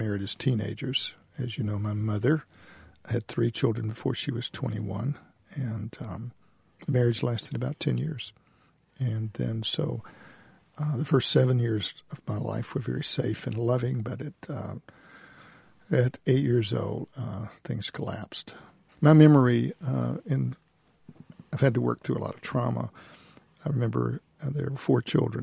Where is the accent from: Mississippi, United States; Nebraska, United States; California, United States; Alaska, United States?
Mississippi, United States; Mississippi Delta, United States; I grew up in the Delta of Mississippi.